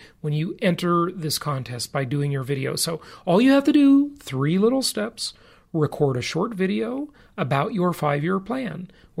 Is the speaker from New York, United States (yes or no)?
no; California, United States; now in Nevada, United States; I know most people with properties in the Socialist Republic of California, my home state for most of my life. Fortunately, not anymore, though I'm happy to say, because I do not pay any state income taxes because I live in Nevada.